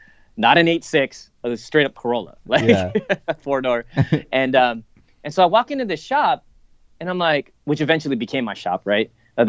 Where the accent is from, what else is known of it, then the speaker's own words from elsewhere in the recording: Japan; those kinds of things I grew up with in Japan. And I remember watching those as a kid